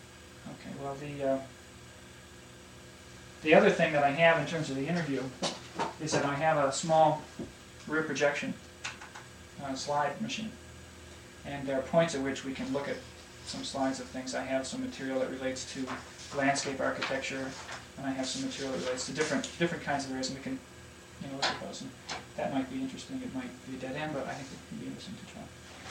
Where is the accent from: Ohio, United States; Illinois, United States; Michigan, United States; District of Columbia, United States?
Michigan, United States; Detroit; Detroit, Michigan. Is where I'm. My father works for the Ford Motor Company. Classic Detroit